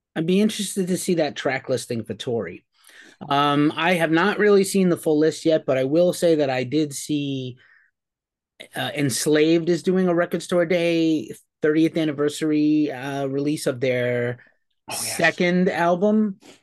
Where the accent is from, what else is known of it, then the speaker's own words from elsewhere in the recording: New York City, New York, United States; we are from the Bronx, New York.